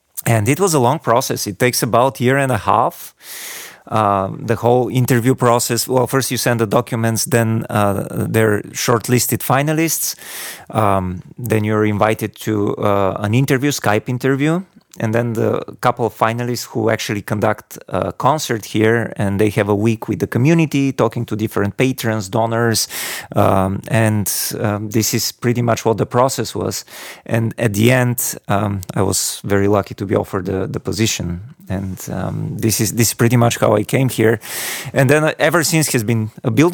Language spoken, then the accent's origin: English; Bulgaria; also born or lived in Virginia, United States; now in Sarasota, United States; I grew up in Bulgaria. So I was born in the 80s